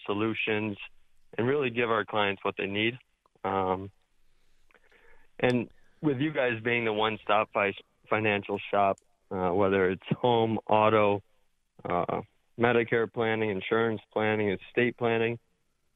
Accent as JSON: {"language": "English", "town": "Henrietta", "region": "New York", "country": "United States", "tie": "born or raised there", "said": "I grew up right in Henrietta"}